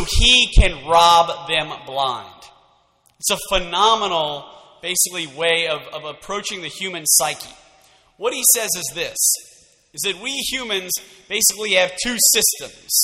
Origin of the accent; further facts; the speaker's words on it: Lafayette, Louisiana, United States; I am from Lafayette, born and raised.